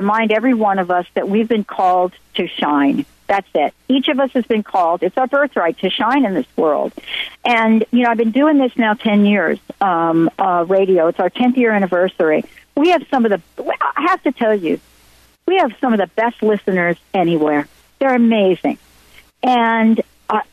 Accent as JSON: {"language": "English", "town": "New York City", "region": "New York", "country": "United States", "tie": "born or raised there", "also_born_or_lived": "New Jersey", "said": "I grew up in the Bronx, Italian Catholic household"}